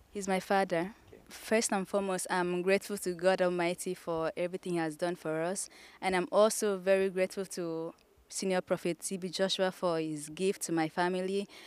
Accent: Akwa Ibom, Nigeria; I'm from Akwa Ibom State

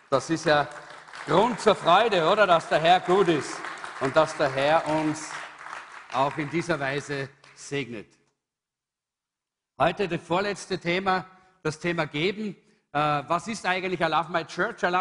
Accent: Salzburg, Austria; Äh, ich bin aus Salzburg, da, war, da ist es noch ein, ein übliches Wort.

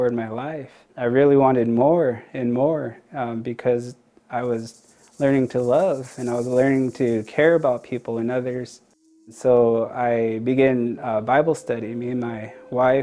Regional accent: Yakama Nation Reservation, Washington, United States; I grew up on the Yakima Nation Reservation

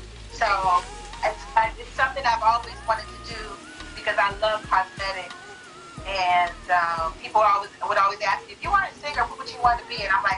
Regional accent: California, United States; also born or lived in McKees Rocks, Pennsylvania / Pittsburgh, Pennsylvania; I moved to California when I was 8 years old.

